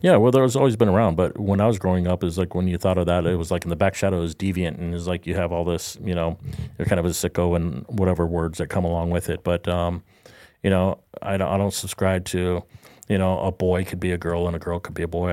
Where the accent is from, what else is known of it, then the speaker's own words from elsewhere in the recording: Southern California, United States; now in Florida, United States; I grew up in Southern California